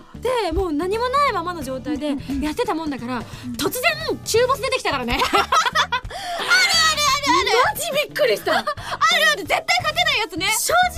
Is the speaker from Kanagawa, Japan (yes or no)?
no; Shunan, Yamaguchi, Japan; moved away; 私あの周南市でございまして